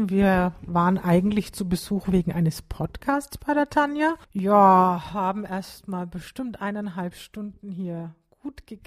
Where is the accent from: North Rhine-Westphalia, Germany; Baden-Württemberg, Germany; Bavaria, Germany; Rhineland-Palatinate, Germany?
Bavaria, Germany; Also ich als Franke kannte das jetzt nicht, muss ich mich auch nicht für